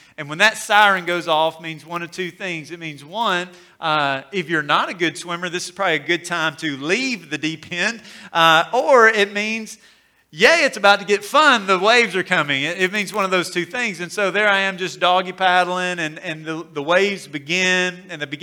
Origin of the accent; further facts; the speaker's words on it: Corinth, Mississippi, United States; growing up in Corinth, we would make the drive over to Decatur, Alabama